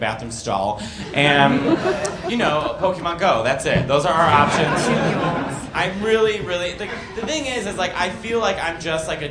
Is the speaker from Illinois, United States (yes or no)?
yes; Chicago, Illinois, United States; I'm from Chicago